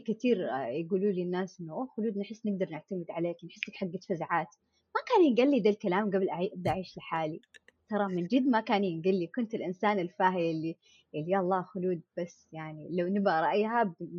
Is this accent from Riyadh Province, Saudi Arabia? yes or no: no; Jeddah, Makkah Province, Saudi Arabia; moved away as an adult; now in Eastern Province, Saudi Arabia; انا مولوده في جده اهلي كلهم في جده